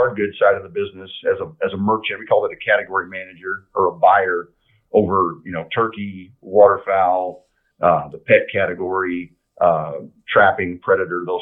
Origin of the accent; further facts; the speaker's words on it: Western Wisconsin, United States; moved away as an adult; also born or lived in Rochester, Minnesota / Nebraska; then we moved across the river to the Wisconsin side when I was probably 7 or 8 years old and basically grew up right along the Mississippi River in Western Wisconsin